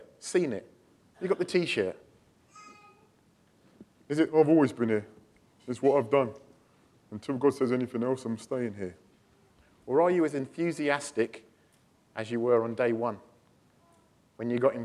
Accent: near Stratford-upon-Avon, West Midlands, United Kingdom; moved away as an adult; also born or lived in Walthamstow; now in London, United Kingdom; we're from Midlands, near Stratford-upon-Avon and stuff, so we used to sort of living out in the countryside

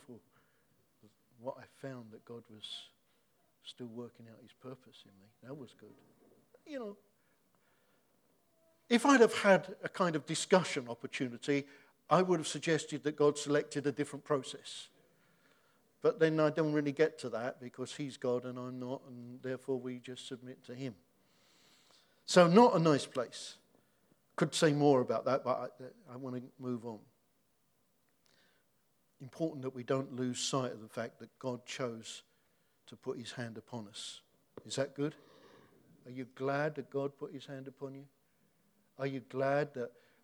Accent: Hoddesdon, East of England, United Kingdom; moved away as an adult; also born or lived in Dagenham; I don't come from Dagenham, I come from Hertfordshire. I'm from Hoddesdon

